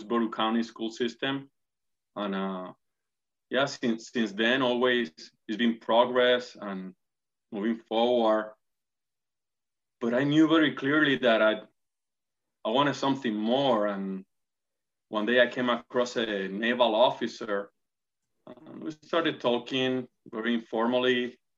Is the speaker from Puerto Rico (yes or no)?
yes; Puerto Rico; English is a second language; moved away as an adult; also born or lived in Tampa, Florida; now in Jacksonville, United States; Pretty much born and raised in Puerto Rico, came to the United States about 15 and a half years ago, right after finishing college in the University of Puerto Rico, relocated to Tampa, Florida